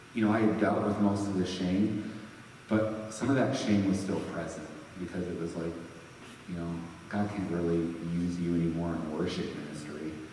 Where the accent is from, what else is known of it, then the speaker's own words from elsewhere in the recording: Sturgis, Michigan, United States; moved away as an adult; also born or lived in Grand Rapids, Michigan; I ended up relocating back to my hometown in Michigan